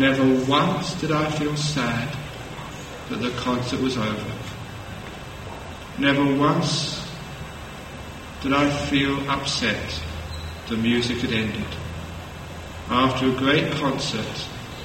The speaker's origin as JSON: {"language": "English", "region": "London", "country": "United Kingdom", "tie": "born or raised there", "said": "growing up in London"}